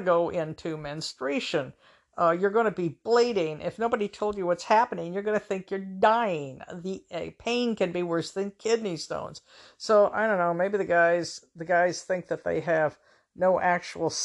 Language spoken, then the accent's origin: English; Everett, United States; moved away; up in my hometown of Everett